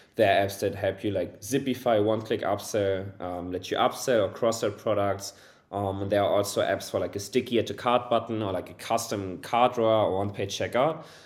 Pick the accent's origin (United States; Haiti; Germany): Germany; also born or lived in Hamburg; born and raised in Germany, currently living in Hamburg, a beautiful city in northern Germany